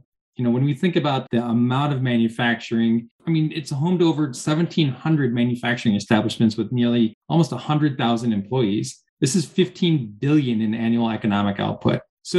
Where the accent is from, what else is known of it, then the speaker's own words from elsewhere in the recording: Rust Belt, United States; now in Columbus, United States; I grew up in the Rust Belt, you know, so I mean, manufacturing is kind of in my blood